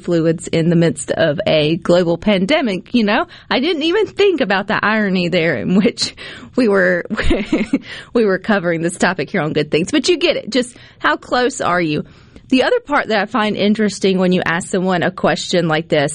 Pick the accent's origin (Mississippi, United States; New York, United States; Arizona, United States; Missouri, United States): Mississippi, United States; Terry; my parents' home in Terry, Mississippi, to my dorm room at the University of Southern Miss